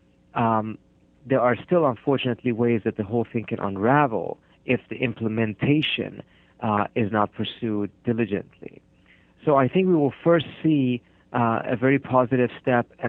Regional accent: Khuzestan, Iran; I was born in Iran 1974. That's 5 years before the revolution in southern Iran in the region called Khuzestan, which is right next to the border of Iraq and Kuwait

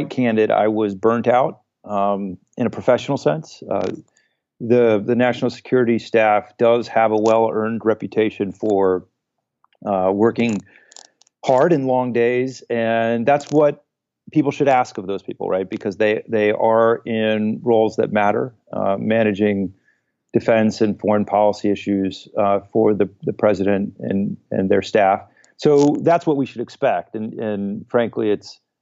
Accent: New Hampshire, United States; moved away as an adult; also born or lived in Ohio; New Hampshire is where I grew up and it was home

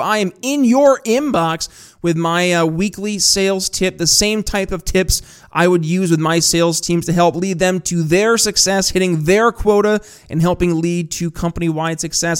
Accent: upstate New York, United States; I'm from upstate New York

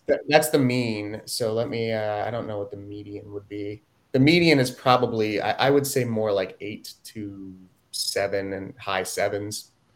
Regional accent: Ithaca, New York, United States; I grew up in Ithaca

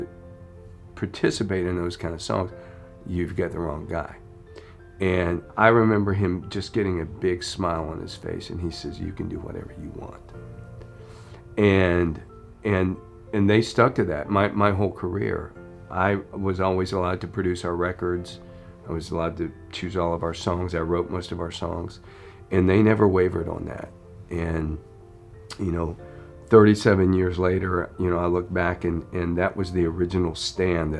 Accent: Florida, United States; I grew up in Florida, and you know, just like every most of the Floridian kids, I surfed and I skied

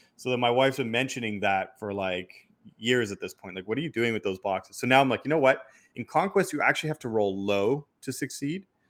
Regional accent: Quebec, Canada; I was born in Quebec

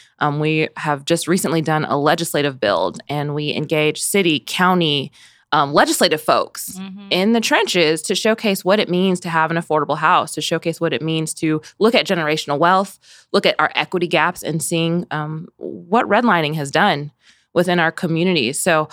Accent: Wichita, Kansas, United States; I've had an opportunity to be born and raised in the best city in the country, right? Wichita, Kansas. I'm from the Dub, the ICT, if you will. It goes by a number of names.

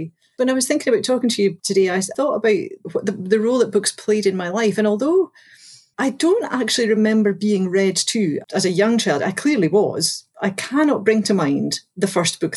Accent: Galashiels, Scotland, United Kingdom; So I grew up in the Scottish Borders. I grew up in a town called Galashiels.

